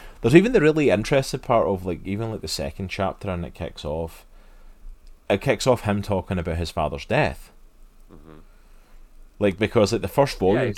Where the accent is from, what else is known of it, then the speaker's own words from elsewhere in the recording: Scotland, United Kingdom; moved away as an adult; now in United States; as a Scotsman coming to America